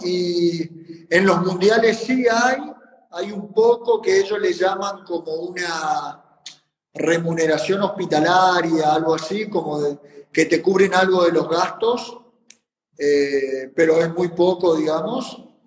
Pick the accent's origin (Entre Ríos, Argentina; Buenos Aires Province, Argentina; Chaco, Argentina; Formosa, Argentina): Formosa, Argentina; yo soy de Formosa, o sea, yo estoy en una provincia argentina